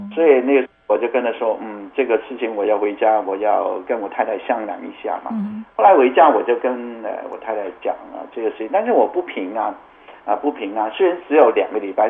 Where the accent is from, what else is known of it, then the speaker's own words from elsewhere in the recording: Canada; 我从加拿大过来，他知道我是加拿大人啊，我是从加拿大过来，我是在这里做宣教的